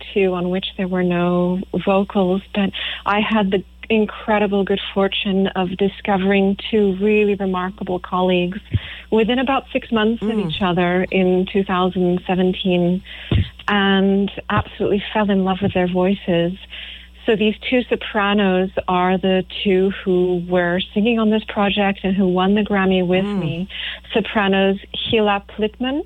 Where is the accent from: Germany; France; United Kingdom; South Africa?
France; now in United States; My parents met in France. I was born in France